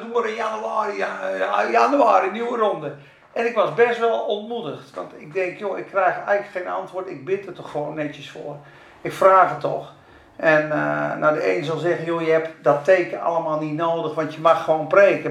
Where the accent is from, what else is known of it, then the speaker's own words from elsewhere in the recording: Spakenburg, Utrecht, Netherlands; moved away as an adult; also born or lived in Zeeland / Rotterdam / Amsterdam; Ik ben geboren in Spakenburg. En de eerste twintig jaar van mijn leven een beetje in de kerk.